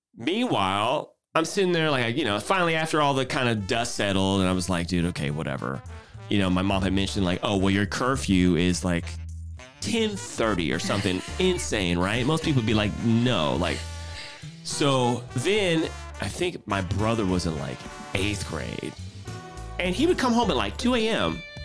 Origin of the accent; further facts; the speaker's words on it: Houston, Texas, United States; moved away as an adult; now in San Francisco Bay Area, United States; I'm originally from Houston, Texas